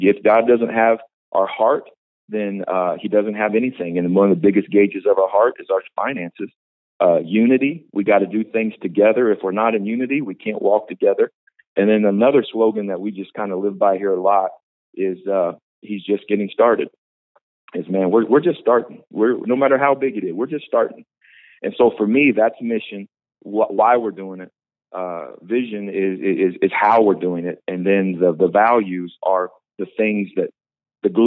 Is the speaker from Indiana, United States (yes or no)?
yes; Indiana, United States; also born or lived in Tulsa, Oklahoma; now in Visalia, United States; I'm from Indiana